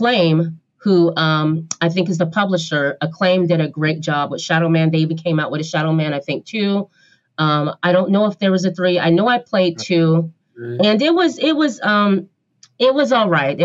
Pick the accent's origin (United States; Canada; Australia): United States; Portland, Oregon; I'm from Portland, Oregon, so I go to Powell Books